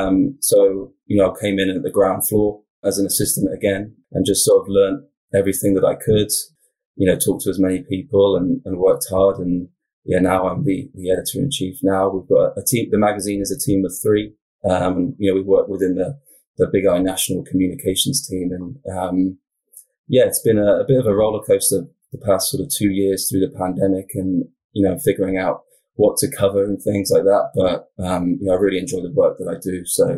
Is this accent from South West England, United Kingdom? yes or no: yes; South West England, United Kingdom; I'm from the UK originally. So I'm from Southwest England, kind of the county is called Wiltshire. It's quite a sort of a rural area.